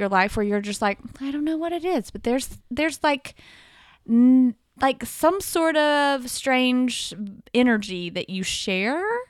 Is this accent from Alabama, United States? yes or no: yes; Camden, Alabama, United States; We grew up in Camden, Alabama, in the middle of nowhere